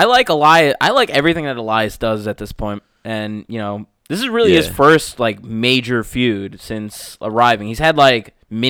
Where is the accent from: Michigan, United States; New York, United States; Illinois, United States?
New York, United States; we're from New York